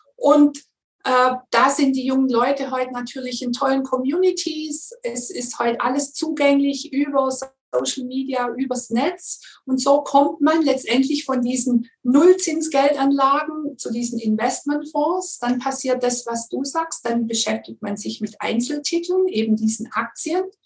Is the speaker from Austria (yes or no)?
no; Swabia, Germany; komme ich aus dem Schwabenland